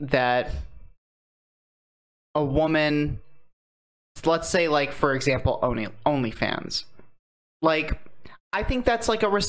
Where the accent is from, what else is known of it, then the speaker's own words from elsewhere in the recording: Muncie, Indiana, United States; I'm from Muncie, Indiana.